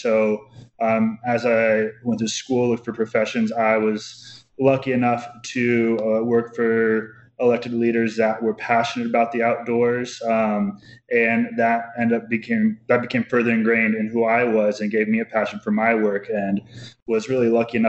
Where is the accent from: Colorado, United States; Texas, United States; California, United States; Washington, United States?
Colorado, United States; growing up in Colorado, spending time outside really just was something I was lucky was in my backyard